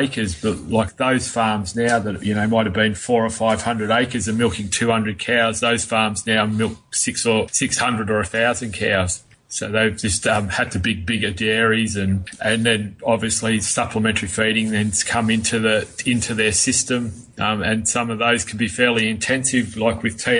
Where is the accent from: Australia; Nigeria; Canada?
Australia; Melbourne, Victoria; When I was born and bred in Melbourne, and when we moved up here when I was 15, that was in 1982